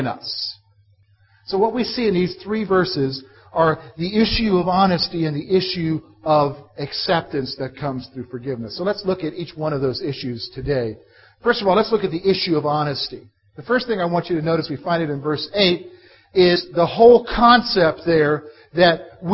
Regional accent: Columbia, South Carolina, United States; when I was a boy, growing up in Columbia, South Carolina

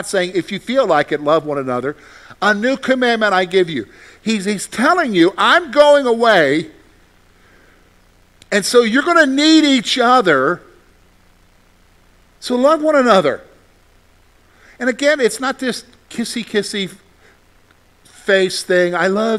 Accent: South Carolina, United States; moved away; I'm from South Carolina

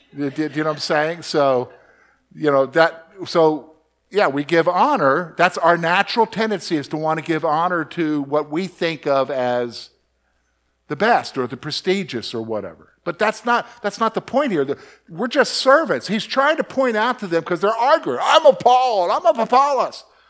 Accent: Columbia, South Carolina, United States; moved away; I grew up in Columbia, South Carolina

